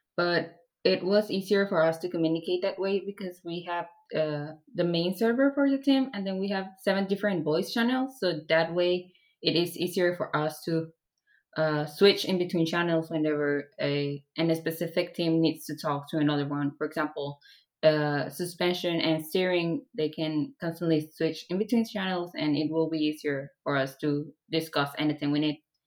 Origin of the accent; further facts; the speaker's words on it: Mexico; I'm from Mexico